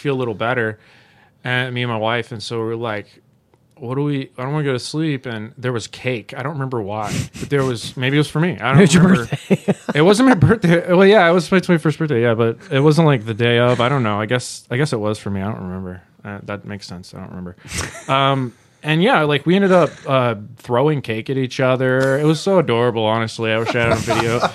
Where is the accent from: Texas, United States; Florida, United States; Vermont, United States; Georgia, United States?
Georgia, United States; Augusta; moved away; I'm from Georgia, the Augusta area